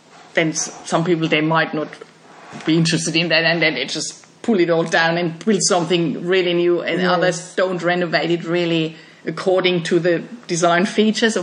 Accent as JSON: {"language": "English", "country": "Germany", "moved": "as an adult", "said": "I'm from Germany, so we had in our houses, in the last ones we lived in, modern, like new apartments in our house, we always had wall-hung toilets. And then I came here"}